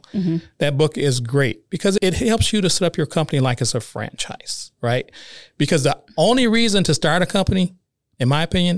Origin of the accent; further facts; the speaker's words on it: Detroit, Michigan, United States; moved away; I grew up in the roughest sections of Detroit.